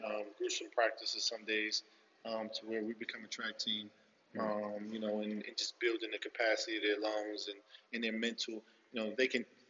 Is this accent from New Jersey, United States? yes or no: no; Philadelphia, Pennsylvania, United States; moved away; I grew up in Philly, in the hood